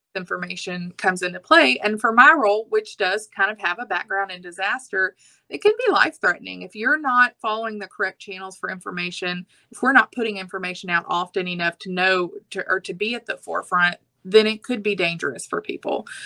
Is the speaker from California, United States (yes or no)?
no; Anahuac, Texas, United States; also born or lived in Austin, Texas; I'm actually from Chambers County. I like to say that my family is one of the founding members of the county. We've been here since the 1700s. Um, I graduated from Anahuac High School